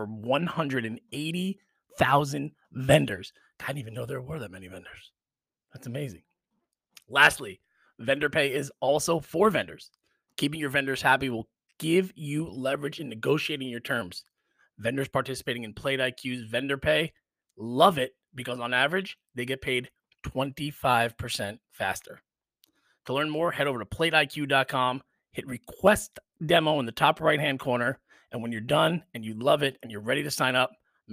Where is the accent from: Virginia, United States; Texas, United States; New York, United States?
New York, United States; a native New Yorker like me